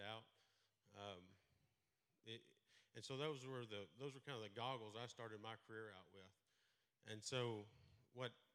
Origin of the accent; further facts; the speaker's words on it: Merkel, Texas, United States; I grew up in Merkel, right outside of Abilene, went to school at Merkel High School